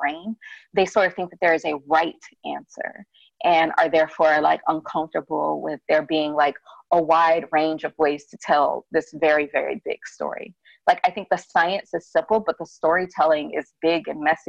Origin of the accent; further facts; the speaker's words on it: Birmingham, Alabama, United States; I grew up in Birmingham, which is like the big seat of my family